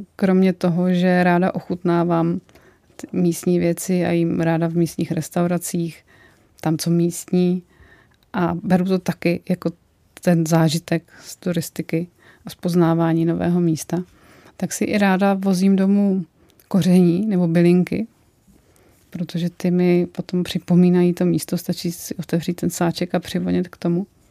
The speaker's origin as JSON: {"language": "Czech", "region": "Vysočina Region", "country": "Czechia", "tie": "born or raised there", "said": "Já opravdu pocházím z Vysočiny a Vysočina je bramborářský kraj"}